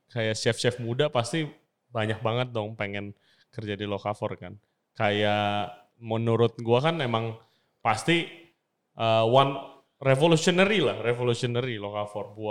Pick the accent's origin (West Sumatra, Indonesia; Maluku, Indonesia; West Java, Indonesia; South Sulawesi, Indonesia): West Sumatra, Indonesia; Padang; karena gue orang Padang